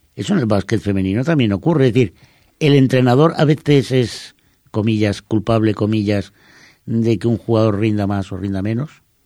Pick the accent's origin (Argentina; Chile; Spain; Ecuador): Spain; los eh, españoles